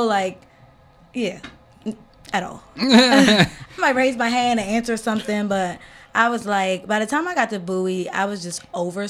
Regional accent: Trinidad & Tobago; moved away; also born or lived in Tennessee / Philadelphia / Charles County; I grew up in Charles County, so, well, okay, let's go back. In Trinidad, it's predominantly Black and Indian. Then I moved here to Tennessee, it's all white.

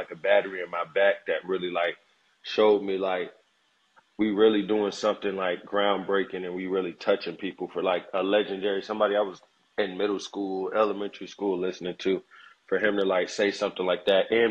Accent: Atlanta, Georgia, United States; also born or lived in Decatur / Gwinnett; I'm from Atlanta, and I would say my hood, I would say probably the 4th Ward over on Edgewood

